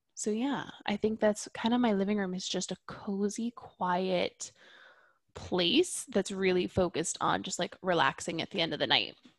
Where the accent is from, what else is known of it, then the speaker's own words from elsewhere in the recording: Catskills, New York, United States; moved away; we're from the Catskills area in New York.